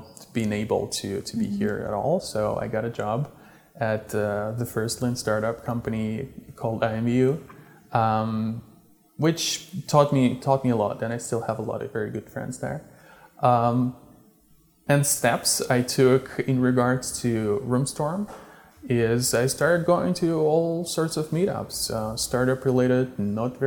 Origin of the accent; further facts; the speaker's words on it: Russia; moved away as an adult; also born or lived in Czech Republic / Silicon Valley; Originally, I am from Russia. When I was 20, I moved to the Czech Republic.